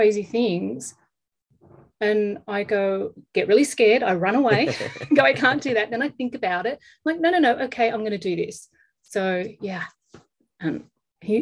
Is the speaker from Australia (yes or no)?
yes; Australia; now in Los Angeles, United States; I'm an Australian living in Los Angeles